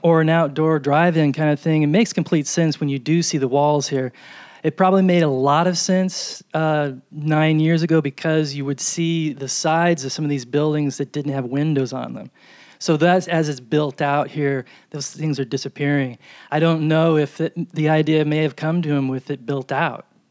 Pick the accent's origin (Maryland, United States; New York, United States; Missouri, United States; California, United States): New York, United States; moved away; I'm from New York